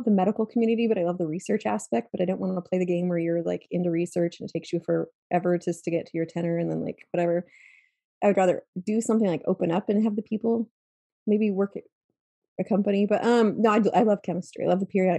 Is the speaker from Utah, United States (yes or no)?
yes; Utah, United States; I grew up in the Rockies areas in Utah